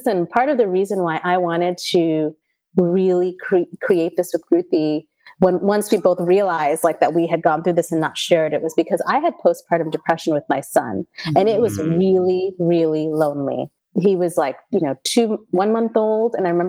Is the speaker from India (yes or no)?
yes; India; we're Indian